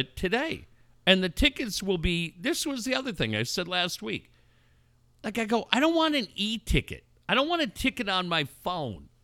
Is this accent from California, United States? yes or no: yes; Cardiff-by-the-Sea, California, United States; growing up in Cardiff and being lucky enough to be living